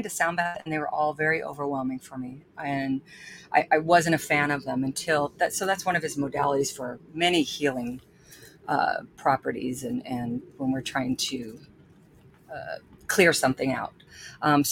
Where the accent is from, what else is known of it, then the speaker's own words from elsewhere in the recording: Texas, United States; moved away; I grew up in Texas